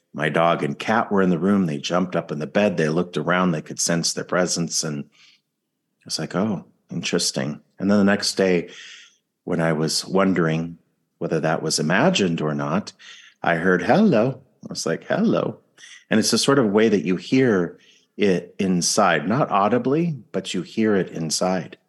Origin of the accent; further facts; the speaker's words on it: California, United States; I'm from California